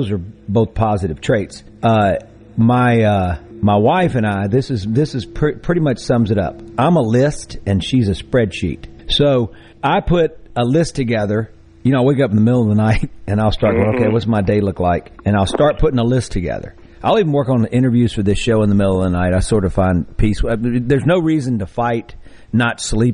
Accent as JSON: {"language": "English", "town": "Greenville", "region": "Mississippi", "country": "United States", "tie": "born or raised there", "said": "I did grow up in Greenville, and many generations back"}